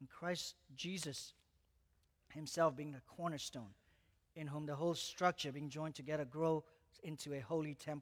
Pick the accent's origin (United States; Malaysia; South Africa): Malaysia; moved away; I was born in Malaysia, and I grew up in Malaysia.